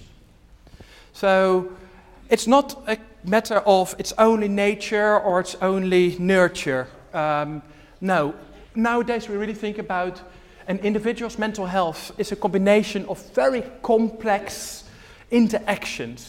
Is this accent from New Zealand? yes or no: no; Netherlands; moved away as an adult; now in United Kingdom; I'm originally from the Netherlands. The Netherlands, the place where I'm from, is only 150 miles from here. So I think many big cities in the UK are even further away than my hometown